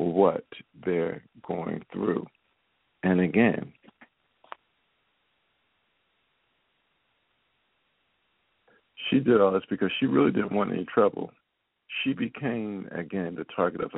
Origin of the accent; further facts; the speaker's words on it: Philadelphia, Pennsylvania, United States; moved away as an adult; now in Baltimore, United States; my hometown of Philadelphia